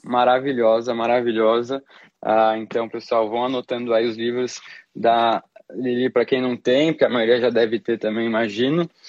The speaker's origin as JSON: {"language": "Portuguese", "country": "Brazil", "said": "em nós como brasileiros"}